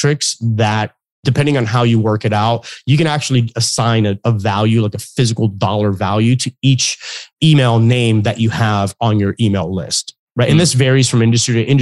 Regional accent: Florida, United States; I live in Florida. I was born and raised in Florida.

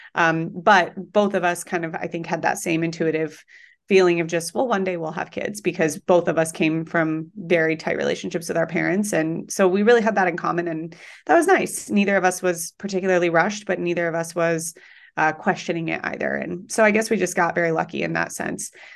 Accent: Colorado, United States; moved away as an adult; now in New York City, United States; I am from Colorado

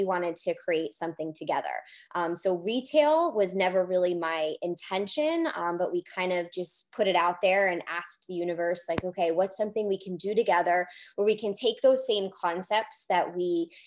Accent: Rhode Island, United States; I'm from Rhode Island

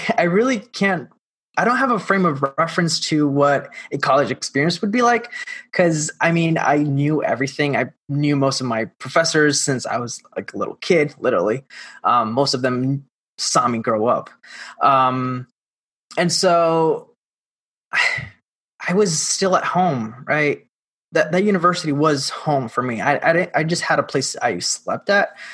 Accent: Mayagüez, Puerto Rico; I am originally from Puerto Rico, born and raised um, in the little town called Mayagüez in the west side of the island

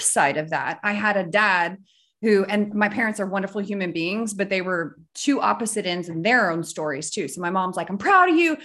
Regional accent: North Central Missouri, United States; So we grew up in North Central Missouri.

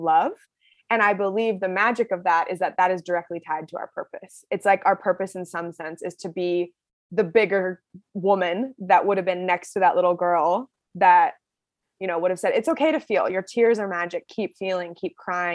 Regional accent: Seattle, Washington, United States; I grew up in Seattle, Washington, and my parents are both from the East Coast

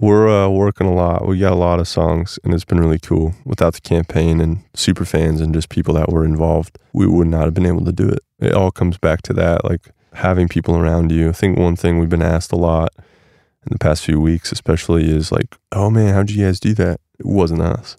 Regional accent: Nebraska, United States; moved away; also born or lived in Portland; growing up in Nebraska

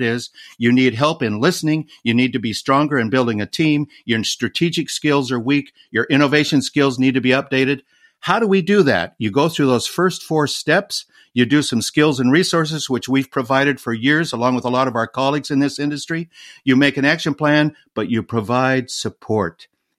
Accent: Colorado, United States; Growing up in Colorado, we had a lot of snow.

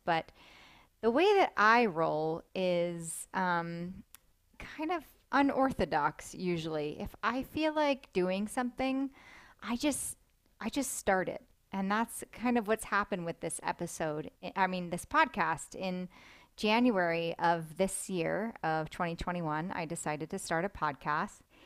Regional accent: Delaware, United States; I grew up in Delaware

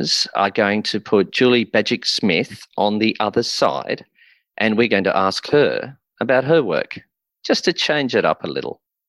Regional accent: Sydney, New South Wales, Australia; I grew up around Leichhardt

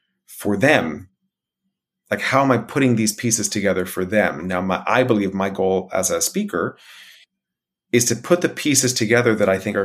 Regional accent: United States; As an American

